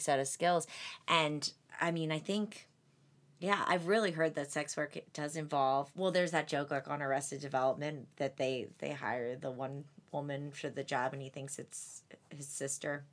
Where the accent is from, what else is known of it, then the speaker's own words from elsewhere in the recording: Atlantic City, New Jersey, United States; I'm from Atlantic City